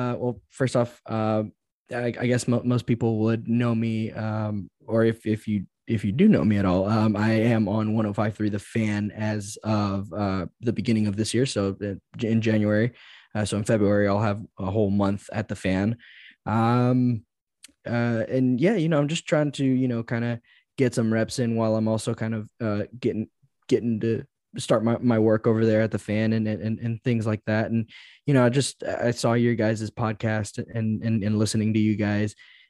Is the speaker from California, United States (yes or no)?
no; Dallas, Texas, United States; also born or lived in Georgia; And you know, I'm born and raised in Dallas. Born in Georgia, raised in Dallas.